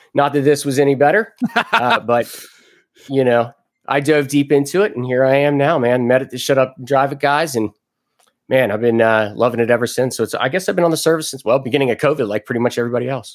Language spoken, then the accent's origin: English; Cincinnati, Ohio, United States; moved away as an adult; also born or lived in Jacksonville, Florida; I was born in Cincinnati, Ohio. Went into the Navy when I was 18 years old